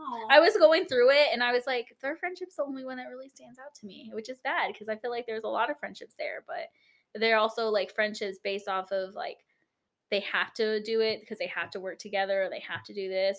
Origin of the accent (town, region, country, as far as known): Denver, Colorado, United States; born or raised there; moved away; also born or lived in Oregon